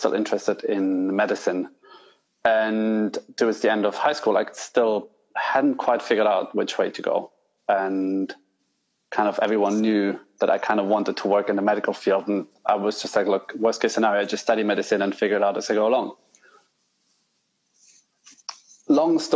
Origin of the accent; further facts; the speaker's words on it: northern Italy, Italy; moved away as an adult; now in England; I grew up in Italy, the north of Italy